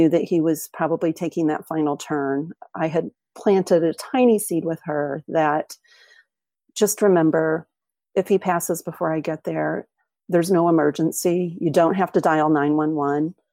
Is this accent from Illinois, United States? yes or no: yes; Springfield, Illinois, United States; moved away as an adult; now in New Zealand; I moved to New Zealand um, in 2011 from Springfield, Illinois.